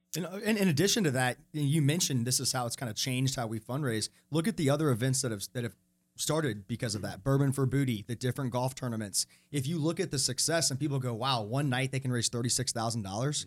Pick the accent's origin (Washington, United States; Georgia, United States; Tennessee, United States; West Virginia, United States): Georgia, United States; Atlanta; now in Charlotte, United States; I grew up in Atlanta, and Atlanta's just kinda that big city